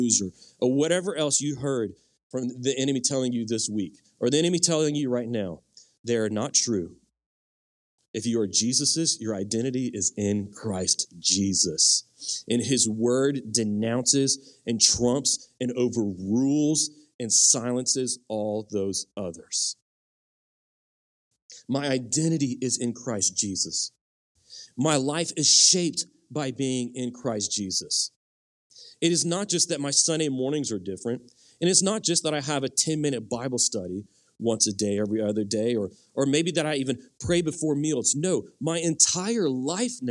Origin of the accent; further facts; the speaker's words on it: United States; My primary identity is no longer in being American or being Cajun, or I'm not really Cajun anyway. I'm Cajun by marriage